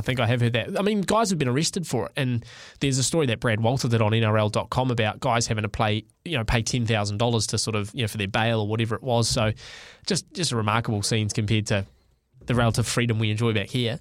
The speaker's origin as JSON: {"language": "English", "country": "New Zealand", "said": "as a Kiwi"}